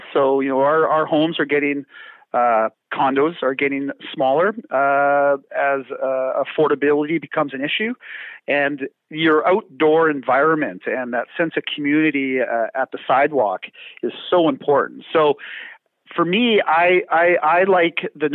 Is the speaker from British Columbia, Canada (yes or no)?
yes; Vancouver, British Columbia, Canada; I am born and raised in Metro Vancouver.